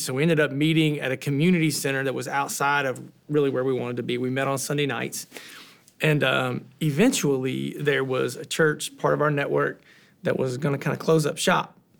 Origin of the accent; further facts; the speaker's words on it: Southern Ohio, United States; now in Columbus, United States; I'm from Southern Ohio, which is about two and a half hours south of there